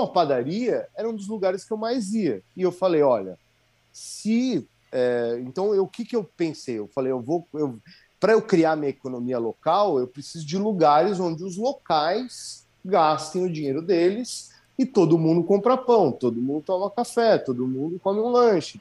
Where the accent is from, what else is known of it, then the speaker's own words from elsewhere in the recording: Brazil; now in Jericoacoara, Brazil; sou brasileiro